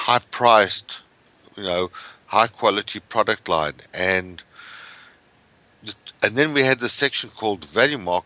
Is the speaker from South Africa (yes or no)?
yes; South Africa; moved away as an adult; now in United States; I come from South Africa originally.